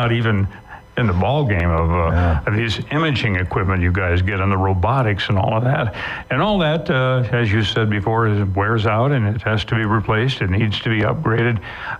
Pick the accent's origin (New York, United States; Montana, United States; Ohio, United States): Montana, United States; Kalispell; Denny Buck, and I grew up together here in Kalispell.